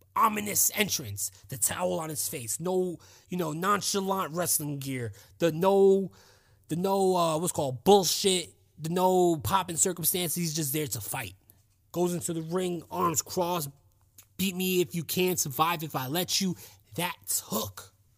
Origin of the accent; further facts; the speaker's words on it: United States; I'm an American